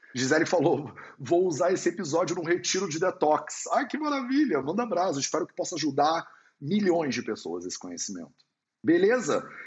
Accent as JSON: {"language": "Portuguese", "region": "Rio de Janeiro", "country": "Brazil", "also_born_or_lived": "India", "moved": "as an adult", "lives_now": "Portugal", "said": "carioca, que mora em Portugal"}